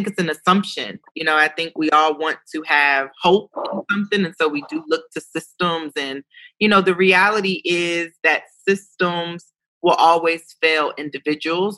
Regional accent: Ohio, United States; also born or lived in New York City; I was an Ohio girl from New York City

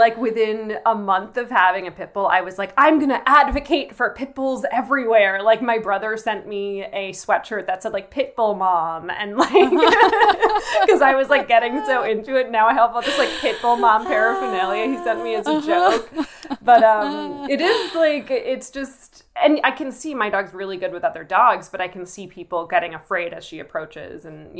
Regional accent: New York, United States; To New York. I grew up outside

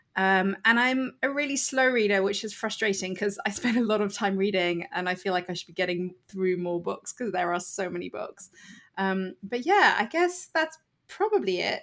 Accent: United Kingdom; accent: British; moved away as an adult; now in United States; as you can hear from my accent, I am actually British. I live in the U S and have lived here for six years

